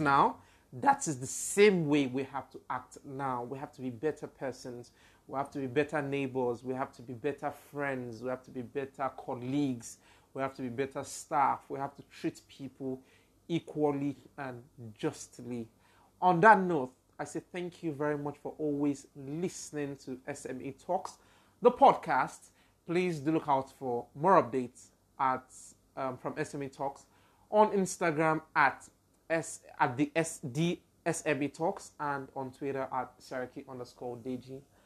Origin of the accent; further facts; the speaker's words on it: Nigeria; also born or lived in United States; I'm a Nigerian